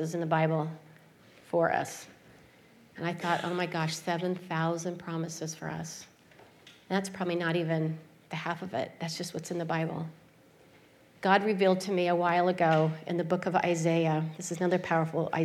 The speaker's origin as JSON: {"language": "English", "town": "Salt Lake City", "region": "Utah", "country": "United States", "tie": "born or raised there", "said": "I grew up in Salt Lake City, Utah, and I grew up in the Mormon religion."}